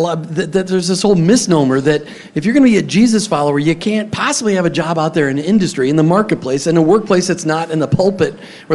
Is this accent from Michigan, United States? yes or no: no; Minneapolis, Minnesota, United States; I grew up in Minneapolis, so that's 7,000 miles.